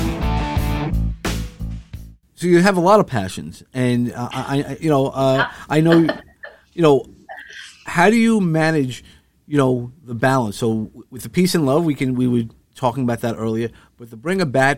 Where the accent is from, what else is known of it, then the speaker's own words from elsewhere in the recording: Northeast, New York, United States; I grew up in the Northeast. I still live here in New York